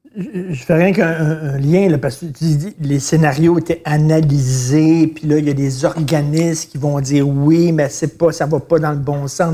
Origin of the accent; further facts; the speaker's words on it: Montreal, Quebec, Canada; moi, j'ai grandi à Verdun. J'étais un petit cul de Verdun.